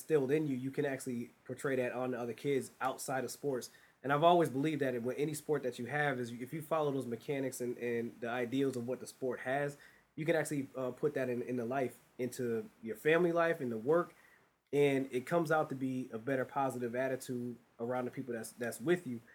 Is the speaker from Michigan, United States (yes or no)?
no; Springfield, Massachusetts, United States; born and raised in Springfield, Massachusetts